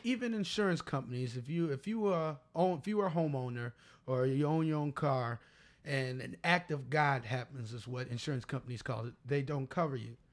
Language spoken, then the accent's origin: English; Chicago, Illinois, United States; I'm from the Shy.